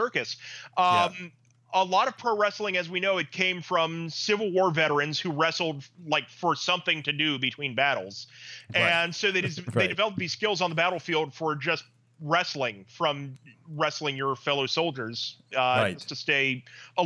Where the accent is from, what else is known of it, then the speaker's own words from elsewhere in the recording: West Virginia, United States; I grew up in West Virginia